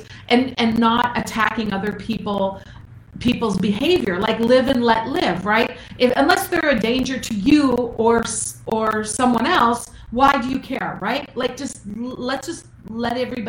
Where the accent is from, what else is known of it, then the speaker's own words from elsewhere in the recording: Minnesota, United States; I'm from Minnesota